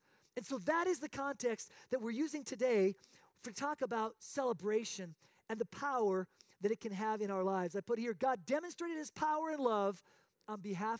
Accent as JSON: {"language": "English", "country": "Spain", "tie": "born or raised there", "said": "I'm a missionary kid born and raised in Spain playing soccer."}